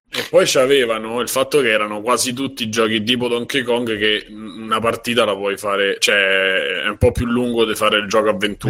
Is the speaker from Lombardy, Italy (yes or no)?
no; Rome, Lazio, Italy; io che so di Garbatella e del litorale laziale